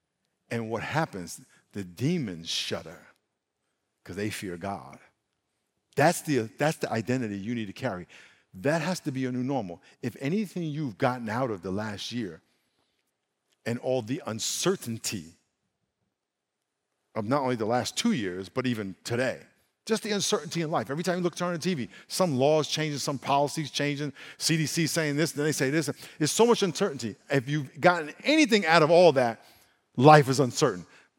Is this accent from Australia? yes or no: no; Brooklyn, New York, United States; born there; where I was born in Brooklyn